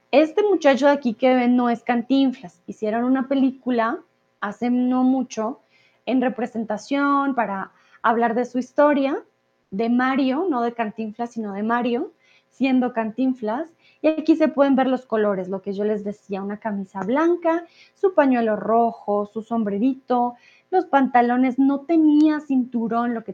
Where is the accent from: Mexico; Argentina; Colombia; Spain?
Colombia; Bogotá; yo soy de Colombia, yo soy Rola de Bogotá, yo tengo un acento, digamos, poco más neutro